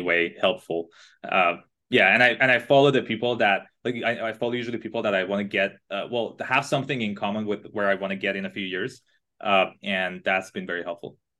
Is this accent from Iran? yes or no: yes; Iran; English is a second language; now in Canada; I was born and raised in Iran, in a smaller city in Iran